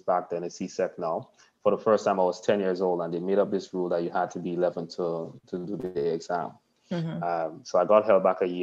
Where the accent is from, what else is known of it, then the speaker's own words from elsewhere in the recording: Grenada; also born or lived in The Stones, Grenada; So a large part of my upbringing was country, Windsor Forest, Toko Bay side of things.